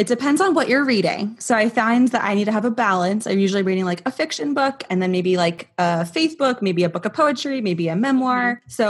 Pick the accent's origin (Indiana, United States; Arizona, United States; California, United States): Arizona, United States; now in Richmond, United States; I'm 26. And yeah, I live in Richmond now. I grew up in Arizona.